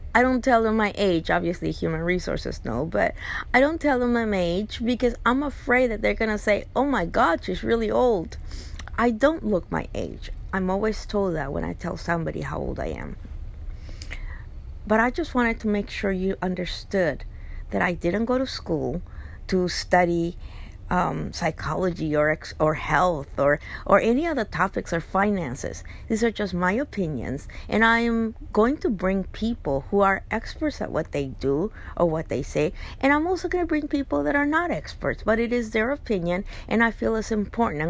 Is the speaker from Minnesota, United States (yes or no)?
no; Los Angeles, California, United States; I grew up in Boyle Heights, which is the, at that time, it was considered the worst neighborhood within LA, East LA.